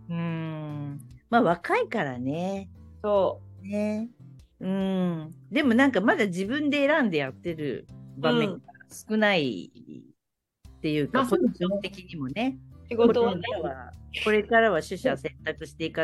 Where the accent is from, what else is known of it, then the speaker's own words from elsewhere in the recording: Kansai, Japan; いや、関西人としては美味しいですよ。